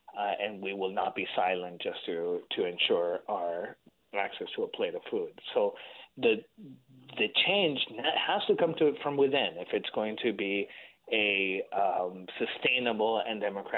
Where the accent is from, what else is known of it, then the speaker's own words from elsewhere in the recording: Caracas, Capital District, Venezuela; moved away; I grew up in Caracas, in the capital. Lovely city back then.